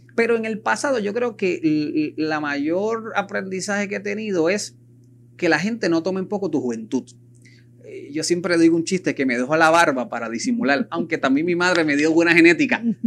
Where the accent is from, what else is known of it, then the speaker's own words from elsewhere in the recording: Puerto Rico; como buen puertorriqueño que somos